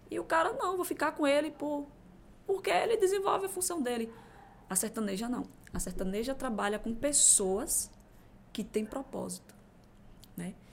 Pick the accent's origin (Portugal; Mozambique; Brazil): Brazil; Crisópolis, Bahia; moved away; quando eu saí de Crisópolis há 15 anos atrás. Crisópolis? É, interior da Bahia.